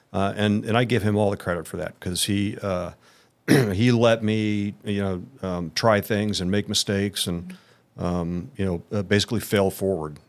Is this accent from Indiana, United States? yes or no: yes; Indianapolis, Indiana, United States; born and raised in Indianapolis